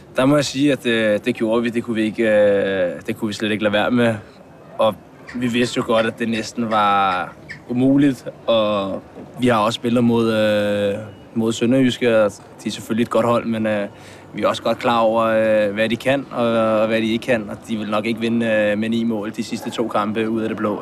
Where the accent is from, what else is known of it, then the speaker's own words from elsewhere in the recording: Hvidovre, Capital Region of Denmark, Denmark; now in Frederiksberg, Denmark; Nu bor jeg så på, på Frederiksberg, men jeg kommer fra, fra Hvidovre, og mine forældre bor der stadig.